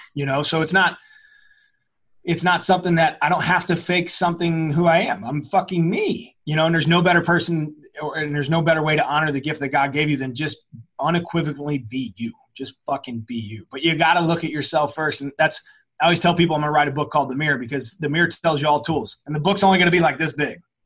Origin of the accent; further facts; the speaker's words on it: St. Louis, Missouri, United States; I'm from South County. I'm from a, you know, it's a very blue collar area here in St. Louis